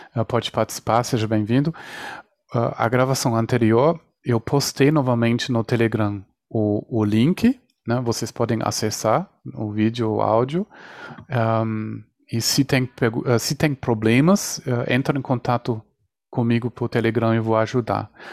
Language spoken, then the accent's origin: Portuguese; Germany; now in Brazil; a minha concepção apareceu, aconteceu na Espanha, nasci na Alemanha, agora estou no Brasil